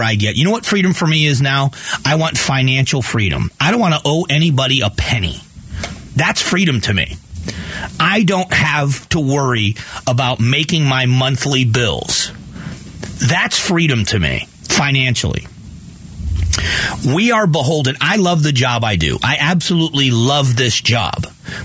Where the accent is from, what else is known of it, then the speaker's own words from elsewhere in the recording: Southwest Florida, United States; also born or lived in Northeast Ohio; now in Arizona, United States; I grew up in Southwest Florida, very different from Ohio. I've lived in Arizona for 28 years